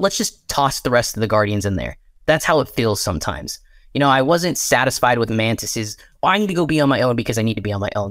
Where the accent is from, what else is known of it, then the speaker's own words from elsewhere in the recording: Texas, United States; moved away; I'm, um, back home in my home state of Texas